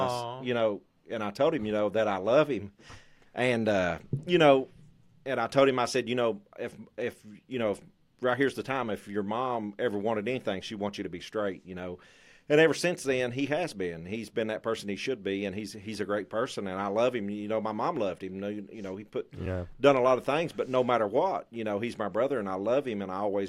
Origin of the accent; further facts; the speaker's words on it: Pikeville, Kentucky, United States; I grew up on Grapevine, it's in Pikeville, and it's a place called Phyllis, but it's Grapevine.